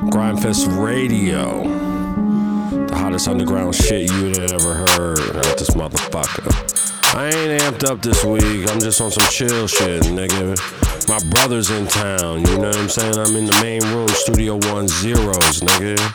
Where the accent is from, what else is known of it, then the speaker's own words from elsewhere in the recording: California, United States; I'm straight from Cali and shit.